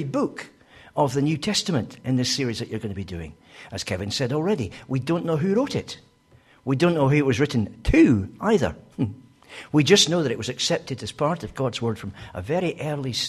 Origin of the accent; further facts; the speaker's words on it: Scotland, United Kingdom; as a Scotsman I tend to speak a bit fast